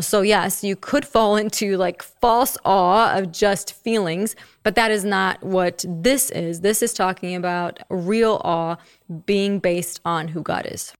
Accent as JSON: {"language": "English", "country": "Czechia", "tie": "born or raised there", "moved": "yes", "said": "I don't know all of the hymns because I grew up in the Czech Republic"}